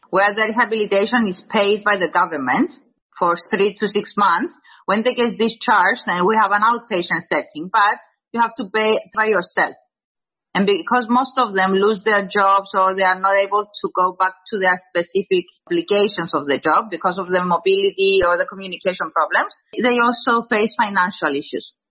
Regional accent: Cyprus; also born or lived in London; when I was going back to my home country, Cyprus.

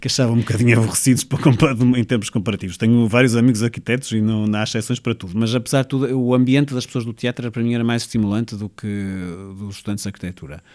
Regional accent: Porto, Norte, Portugal; also born or lived in Mozambique / Espinho; Eu nasci em Moçambique, mas sim, pode dizer-se que sou do Porto. A minha família é de Espinho, mas eu vivo, já vivo no Porto há muitos, muitos anos, sim.

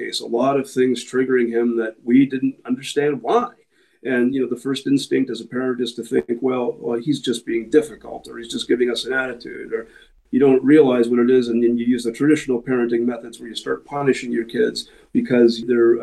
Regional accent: Canada; We are Canadian. We formed in a city called Guelph, Ontario

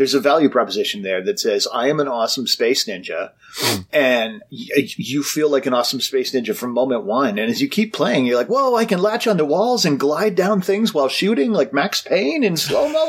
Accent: Canada; I'm Canadian

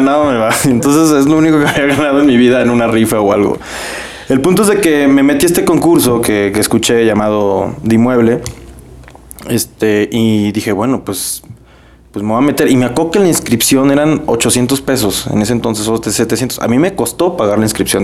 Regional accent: Mexico; now in Monterrey, Mexico; como mexicanos

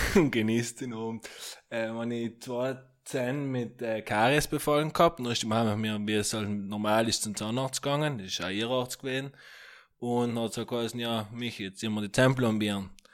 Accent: Italy; bei uns in Italien

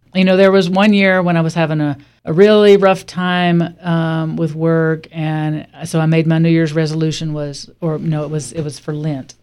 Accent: Alabama, United States; now in Warm Springs, United States; I grew up in Alabama in a small town, much smaller than Warm Springs

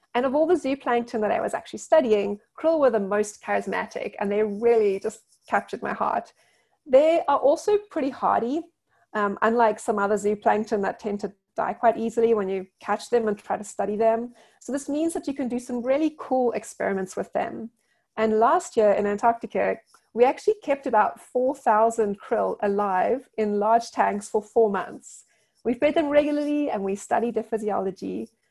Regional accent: South Africa; Growing up in South Africa

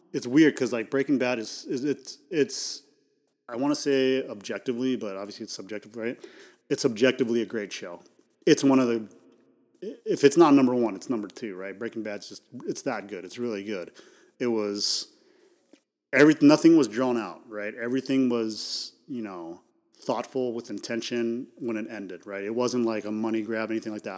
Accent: United States; being American

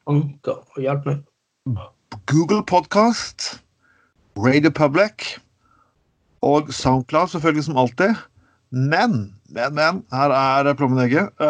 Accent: Skien, Vestfold og Telemark, Norway; jeg bodde hjemme i Skien hos foreldrene mine. det var et bystyr i Skien.

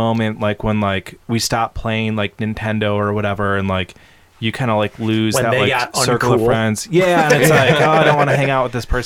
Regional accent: Brighton, Michigan, United States; growing up in Brighton, Michigan, when it was, like, a small town

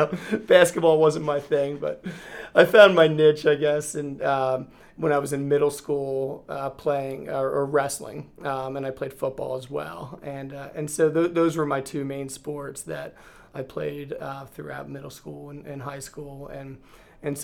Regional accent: Reading, Pennsylvania, United States; I am from Reading, Pennsylvania. I grew up right outside in the suburbs of Reading

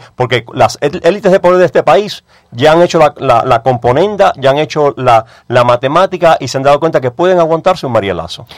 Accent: Cuba; moved away; nosotros los cubanos

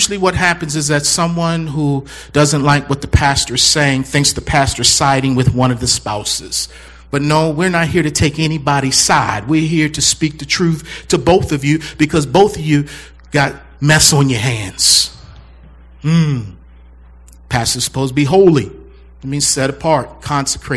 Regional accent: Baltimore, Maryland, United States; I'm from Baltimore

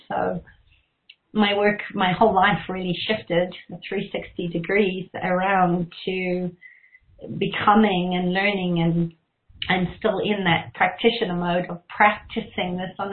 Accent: Zimbabwe; I grew up in Zimbabwe, and I always sort of felt like something was it was a war zone. There was a bush war going on, and it was the time of convoys

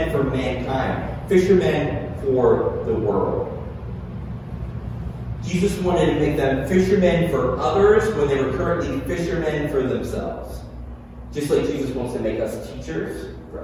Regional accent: Tennessee, United States; also born or lived in Pittsburgh; growing up in the South, my family moved down to Pittsburgh when I was a kid, to Tennessee

